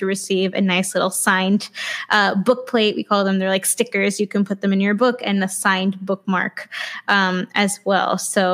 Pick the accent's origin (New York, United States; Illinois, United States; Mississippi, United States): New York, United States; New York City; I grew up in Queens